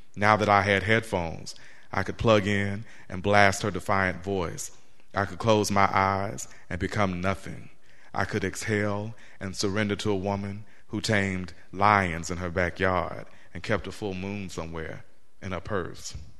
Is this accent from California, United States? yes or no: no; Central Arkansas, United States; also born or lived in Baltimore, Maryland; now in Norfolk, United States; growing up in Central Arkansas